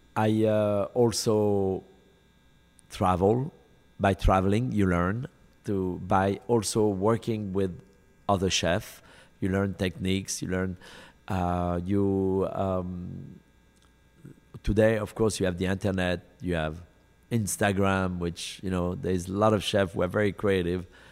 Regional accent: Lyon, Auvergne-Rhône-Alpes, France; moved away as an adult; now in United States; in Lyon, my hometown

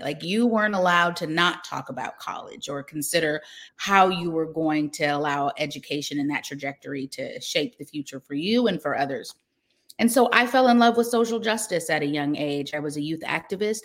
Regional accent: Seattle, Washington, United States; moved away as an adult; now in Atlanta, United States; I grew up in Seattle

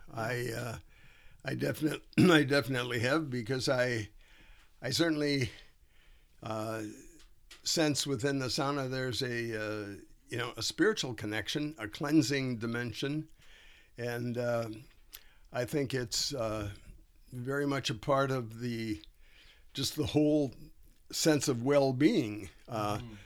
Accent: Duluth, Minnesota, United States; my family has been in northern Minnesota all of my life. I was born in Duluth

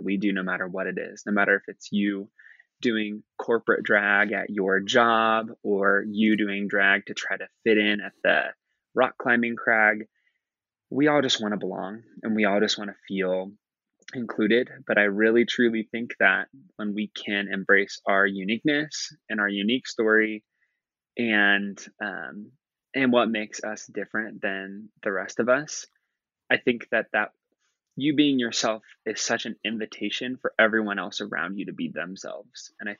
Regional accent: Midwest, United States; that I have learned through and through growing up in the Midwest in rural America to fit in.

